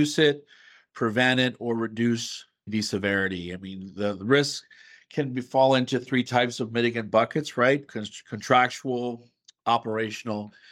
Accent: San Juan, Puerto Rico; moved away as an adult; now in Pittsburgh, United States; I am originally from San Juan, Puerto Rico, where I grew up in an engineering household

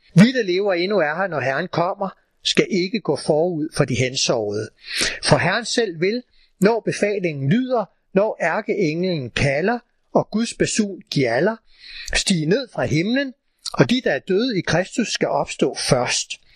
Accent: Copenhagen, Capital Region of Denmark, Denmark; da jeg gik i skole i København for rigtig mange år siden

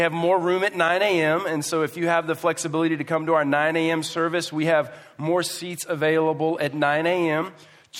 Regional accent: Houston, Texas, United States; moved away; I come from Houston.

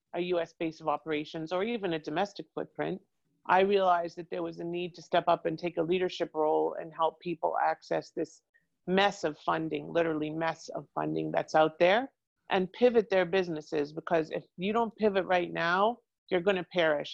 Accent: Toronto, Ontario, Canada; moved away as an adult; now in Boca Raton, United States; I came originally from Toronto and I moved here in the 90s with an ex husband, moved back to Toronto, came back here to escape the cold

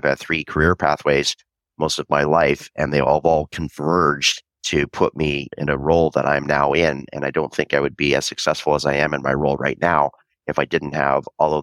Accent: Vancouver, British Columbia, Canada; I was born and raised in Vancouver, Canada

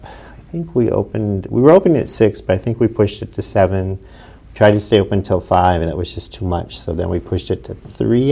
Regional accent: New Philadelphia, Ohio, United States; also born or lived in Utah; This is where my mom's family was from. So we moved back. I grew up here

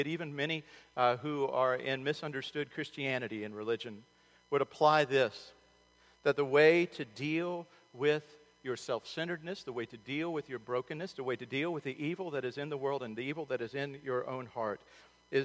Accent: Charlotte, North Carolina, United States; the Charlotte Observer, my hometown

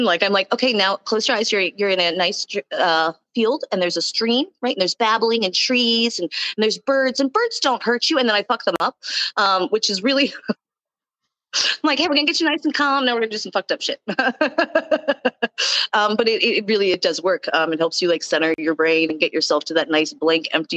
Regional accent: Texas, United States; I'm from Texas.

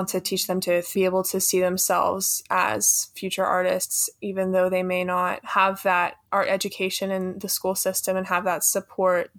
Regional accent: Harkers Island, North Carolina, United States; I'm from Harkers Island, North Carolina.

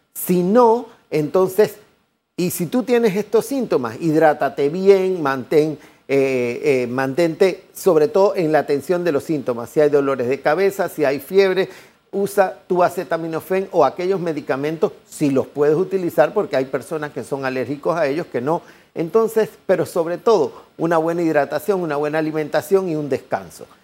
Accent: Panama; somos panameños

